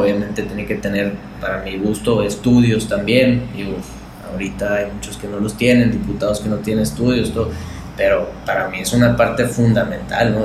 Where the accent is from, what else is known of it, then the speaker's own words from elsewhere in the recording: Sonora, Mexico; los jóvenes somos el futuro de Sonora